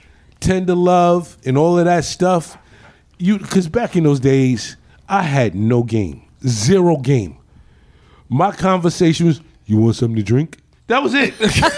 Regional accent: New York City, New York, United States; Queens all our lives.

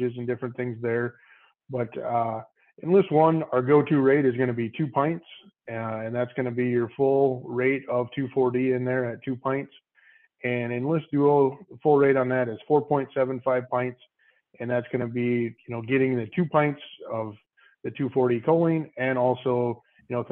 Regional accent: Waterville, Minnesota, United States; born and raised in Waterville, still live here with my family.

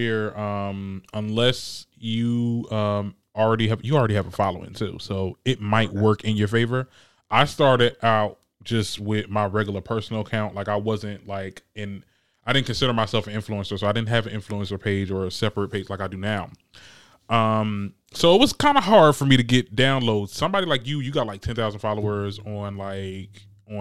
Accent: New Jersey, United States; I'm currently in my hometown. I want to move up to Newark, cause I'm in Jersey

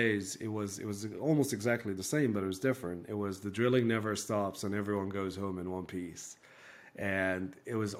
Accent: Abu Dhabi, United Arab Emirates; So I grew up in the UAE. I grew up in Abu Dhabi

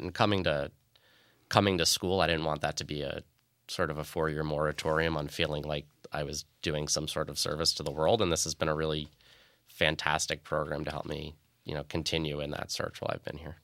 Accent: Long Island, New York, United States; moved away; I grew up on Long Island in, in an America where the thought of attacks like this didn't happen

